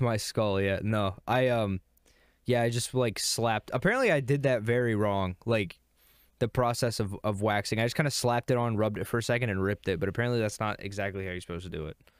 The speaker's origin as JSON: {"language": "English", "region": "Virginia", "country": "United States", "accent": "Virginia", "said": "my accent, it's that, it's the Virginia accent"}